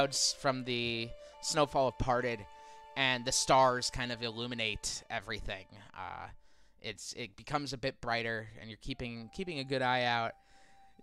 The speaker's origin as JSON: {"language": "English", "region": "Midwest", "country": "United States", "said": "we're from the Midwest"}